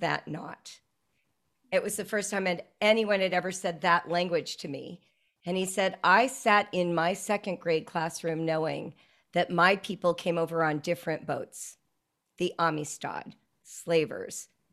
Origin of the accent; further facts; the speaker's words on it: Calabasas, California, United States; also born or lived in Central Africa / North Africa; I grew up in Southern California in a place that everyone knows now, Calabasas Park